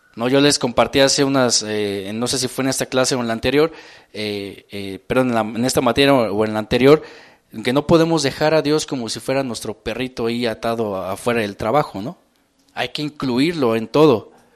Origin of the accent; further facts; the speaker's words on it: Mexico City, Mexico; acelere que tenemos como, como mexicanos, como defeños